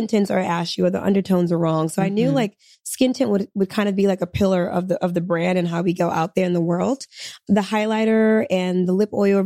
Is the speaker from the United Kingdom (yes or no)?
no; Senegal; I'm from Senegal too